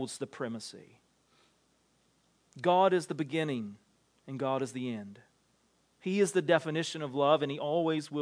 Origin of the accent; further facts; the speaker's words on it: the South, United States; growing up in the South